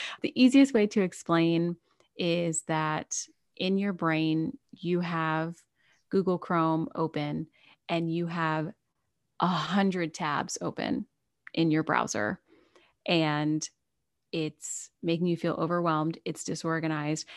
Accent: United States; I am an American

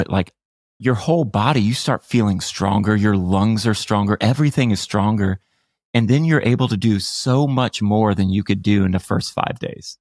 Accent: United States; 'Cause I'm American. It's my home.

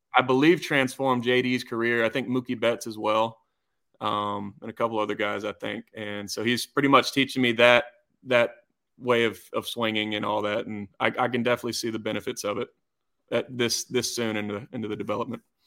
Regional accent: Georgia, United States; growing up in Georgia

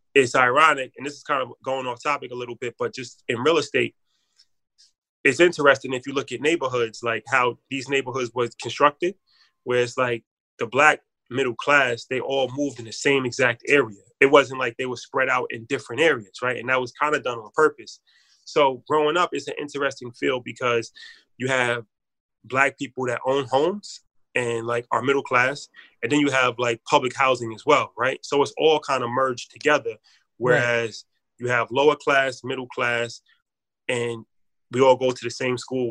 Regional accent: White Plains, New York, United States; also born or lived in Bronx, New York; I grew up in the Bronx. I'm from the Bronx originally. And I moved from the Bronx like age 10, and then I moved to White Plains, which is where I live now, in Westchester.

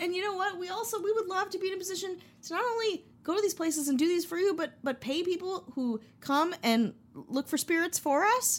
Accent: Wisconsin, United States; I'm from Wisconsin

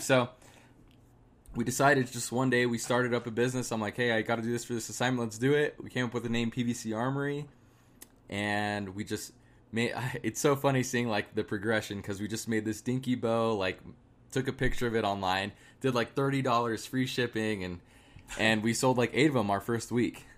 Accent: Arizona, United States; I'm from Arizona.

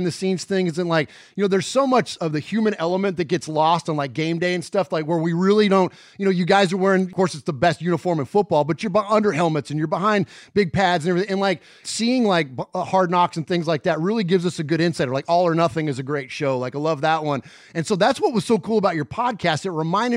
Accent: Bay Area, California, United States; now in Murfreesboro, United States; I'm from the Bay Area originally

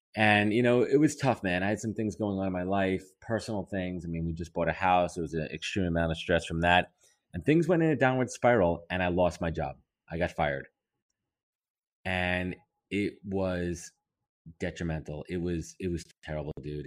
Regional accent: New York, United States; I'm a New Yorker

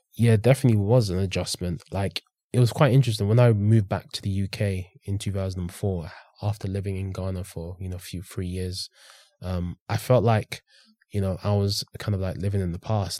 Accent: St Albans, East of England, United Kingdom; also born or lived in London; I ended up living in Hertfordshire for eight years.

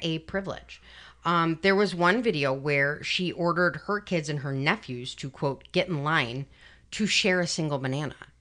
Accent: Chicago, Illinois, United States; I'm from Chicago

